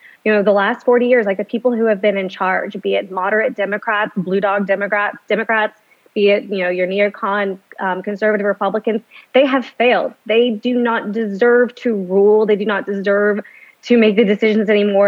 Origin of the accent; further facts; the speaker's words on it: Louisiana, United States; my home state